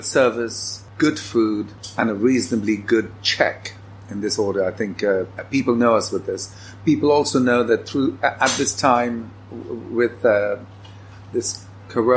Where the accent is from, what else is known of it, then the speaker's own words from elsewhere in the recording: India; also born or lived in London; now in The Hague, Netherlands; I grew up in India, a mixture of parentage